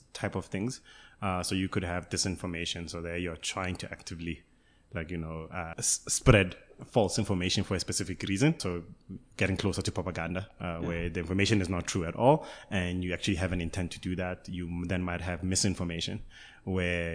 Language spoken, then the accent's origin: English; Karankua, Gauteng, South Africa; I grew up, I was born and bred in Karankua, which is in Gauteng right now